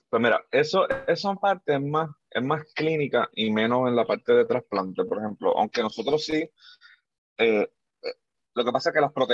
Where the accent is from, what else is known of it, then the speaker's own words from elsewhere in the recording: Puerto Rico; moved away; eso salió nuevo, o por lo menos fue nuevo para mí cuando yo me mudé de Puerto Rico para acá, que no sé, vamos a decir, yo llevo 8, 9, 8 años aquí casi